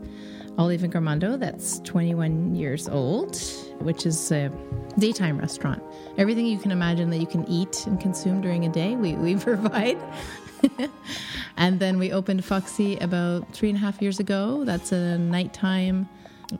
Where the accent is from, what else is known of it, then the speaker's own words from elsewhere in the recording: Kingston, Ontario, Canada; moved away as an adult; now in Montreal, Canada; I grew up in Ontario. I'm from Kingston, Ontario, a little small town.